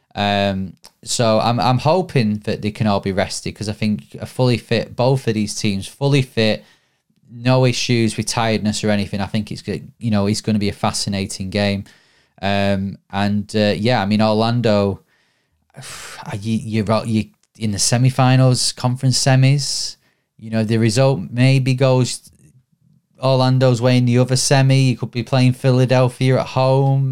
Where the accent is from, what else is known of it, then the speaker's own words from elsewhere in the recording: Bury, North West England, United Kingdom; my hometown, Bury